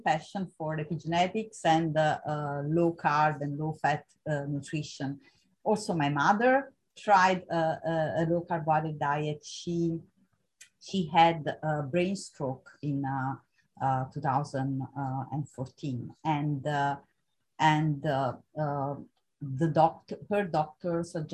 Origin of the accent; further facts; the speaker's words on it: Italy; moved away as an adult; also born or lived in Vienna, Austria; I moved from Italy to Vienna